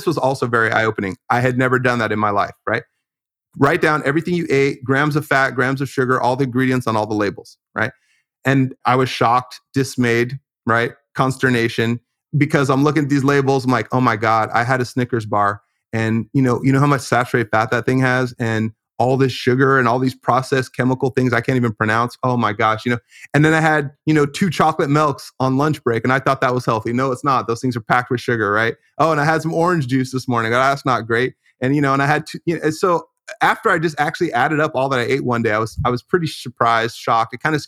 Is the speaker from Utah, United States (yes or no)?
no; California, United States; I grew up in California in the Bay Area with a pretty strong naturalistic emphasis just in the way that I was raised.